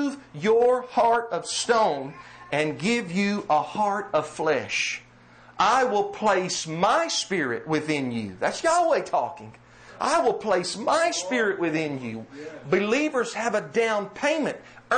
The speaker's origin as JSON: {"language": "English", "area": "Rockdale County", "region": "Georgia", "country": "United States", "tie": "born or raised there", "accent": "southern drawl", "said": "I was raised in Rockdale County. I sound like I was raised in Rockdale County."}